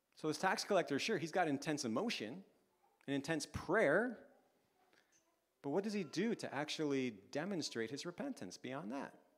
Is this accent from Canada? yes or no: yes; Canada; now in London, United Kingdom; for us as Canadian parents